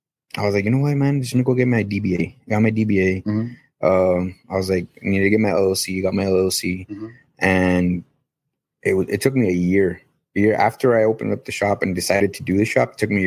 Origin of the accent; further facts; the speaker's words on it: Rio Grande City, Texas, United States; moved away as an adult; Originally, I'm actually from Rio Grande City, Texas.